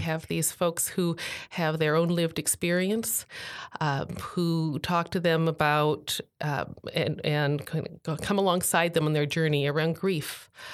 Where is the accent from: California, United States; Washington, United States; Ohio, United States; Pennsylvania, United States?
Washington, United States; Tacoma; here in my hometown